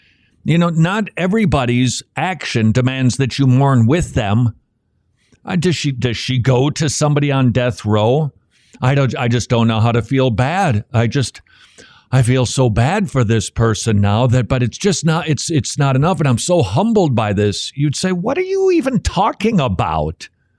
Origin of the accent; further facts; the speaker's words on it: Northern United States, United States; born there; I wasn't born in the South. I really can't comment on slavery. I realize that I'm a Northerner by birth.